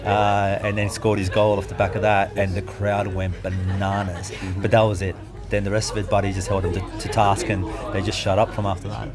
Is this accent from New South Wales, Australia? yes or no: yes; Sydney, New South Wales, Australia; Growing up in Sydney